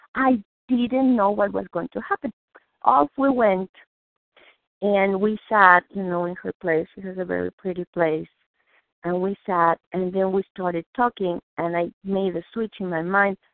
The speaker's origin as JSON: {"language": "English", "region": "Mexico City", "country": "Mexico", "tie": "born or raised there", "second_language": "English", "moved": "yes", "lives_now": "Massachusetts, United States", "said": "I was born, I'm Jewish, I was born in Mexico City"}